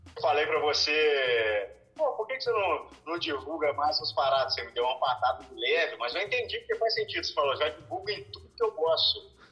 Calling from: Juiz de Fora, Minas Gerais, Brazil; Eu falo de Juiz de Fora, Minas Gerais.

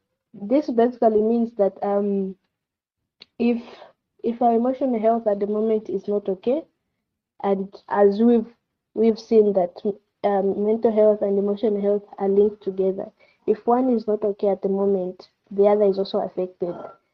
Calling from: Solwezi, North-Western Province, Zambia; I'm speaking from Solwezi.

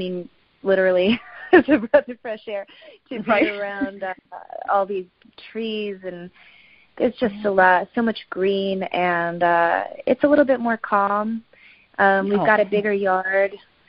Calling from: Nashville, Tennessee, United States; I am in Nashville, Tennessee.

